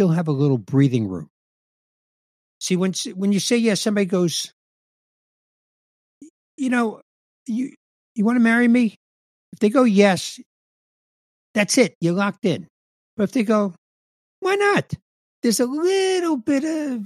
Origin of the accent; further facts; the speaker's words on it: New York City, New York, United States; growing up in the Bronx, about my parents